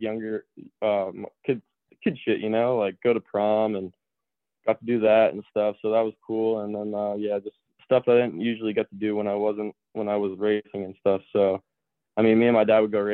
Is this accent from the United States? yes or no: yes; Pennsylvania, United States; also born or lived in Canada; once I had to go back to school, yeah, I was back in Pennsylvania full time